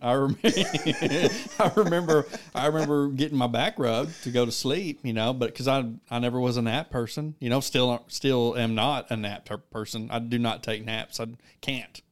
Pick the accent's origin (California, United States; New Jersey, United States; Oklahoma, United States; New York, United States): Oklahoma, United States; Wilberton; moved away as an adult; now in McAlester, United States; I am originally from Wilberton, Oklahoma. I am from Wilberton.